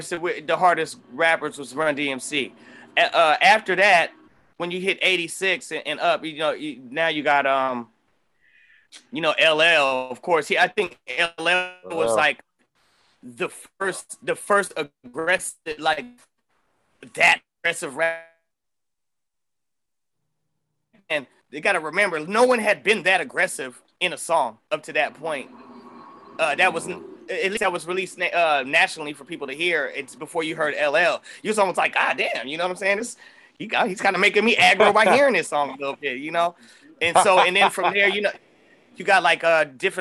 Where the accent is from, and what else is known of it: Oakland, California, United States; born or raised there